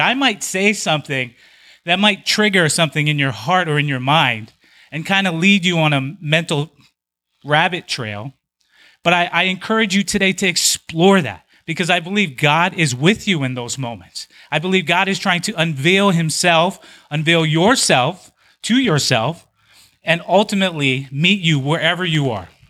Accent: Big Island of Hawaii, United States; moved away as an adult; I spent the first twenty years of my life on the Big Island of Hawaii

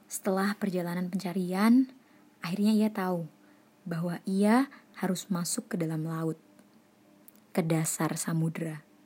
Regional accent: Surakarta, Central Java, Indonesia; Wow, saya sebagai orang Solo kayak wow, keren, Pol.

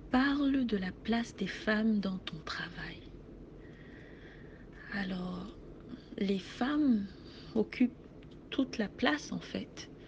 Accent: Cameroon; now in Montreal, Canada; je suis camerounaise et je vis à Montréal.

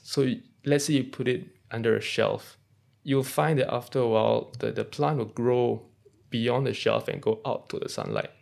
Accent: Singapore; So being a Singaporean

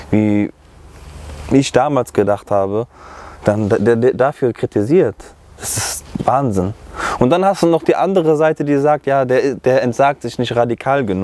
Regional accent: Germany; erstens bin ich selber Deutscher, zweitens habe ich erkannt, und das ist eigentlich schon traurig, das selber zu sagen weil ich hier groß geworden bin, dass mein Heimatland ist

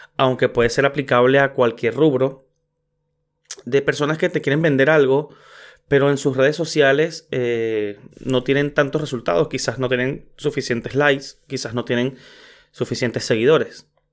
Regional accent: Venezuela; soy venezolano

